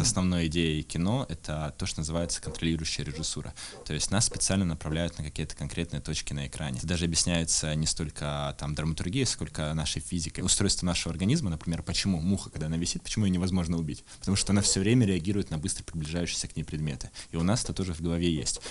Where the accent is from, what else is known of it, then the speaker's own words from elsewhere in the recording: Irkutsk, Irkutsk Oblast, Russia; я из Иркутска